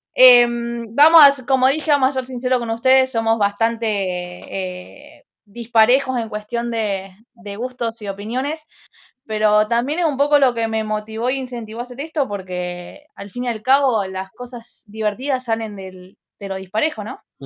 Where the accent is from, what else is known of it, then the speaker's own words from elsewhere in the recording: Santa Fe, Argentina; Soy de Santa Fe Capital